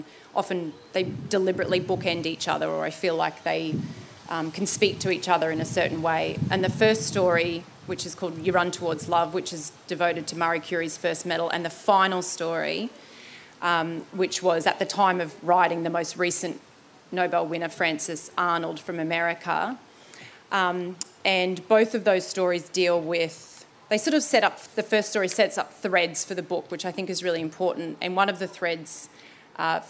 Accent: Brisbane, Queensland, Australia; now in South Australia, Australia; off the coast of this state where I am, I'm from Brisbane

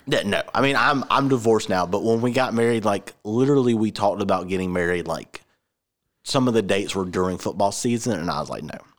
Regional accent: Georgia, United States; I'm from Georgia

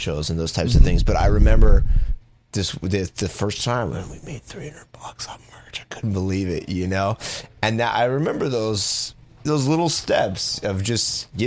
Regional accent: Los Angeles, California, United States; also born or lived in San Diego; I grew up in Los Angeles, and then my family moved right before I went into junior high

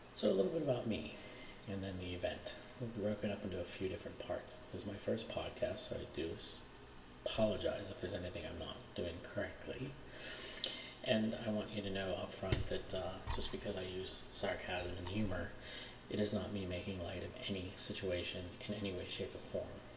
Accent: Pittsburgh, Pennsylvania, United States; I'm from Pittsburgh, Pennsylvania, born and raised

